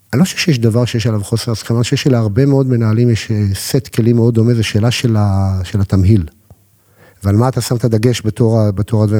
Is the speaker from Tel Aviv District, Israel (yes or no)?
yes; Holon, Tel Aviv District, Israel; גדלתי בחולון